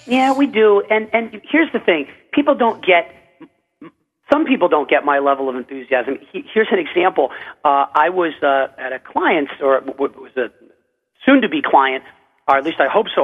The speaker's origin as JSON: {"language": "English", "country": "United States", "said": "I'm an American"}